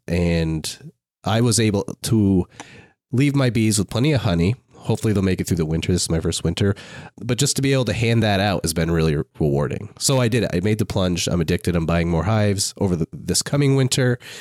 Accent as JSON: {"language": "English", "region": "Maine", "country": "United States", "said": "I'm from Maine"}